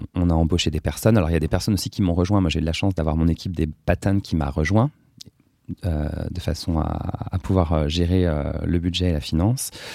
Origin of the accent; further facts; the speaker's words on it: Brie, Seine-et-Marne, Île-de-France, France; now in Paris, France; j'ai grandi, j'ai été élevé dans une ferme dans l'abri en Seine-et-Marne